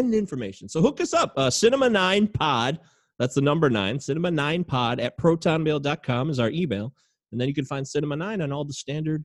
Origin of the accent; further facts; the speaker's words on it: Brighton, Michigan, United States; I moved to Brighton in 1990